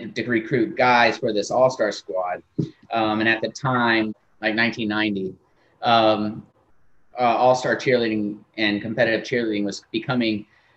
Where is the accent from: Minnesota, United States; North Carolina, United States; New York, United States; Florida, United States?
Florida, United States; Tampa; Grew up in Tampa, Florida